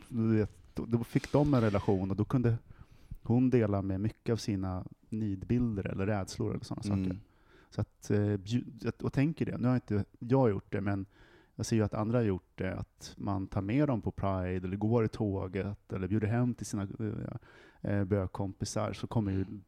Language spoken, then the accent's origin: Swedish; Västerås, Västmanland, Sweden; I Västerås, där jag kommer ifrån